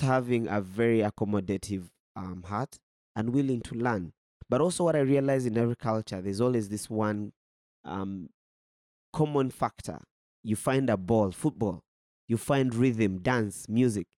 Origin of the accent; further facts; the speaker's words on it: Uganda; moved away as an adult; now in Burundi; I come from Uganda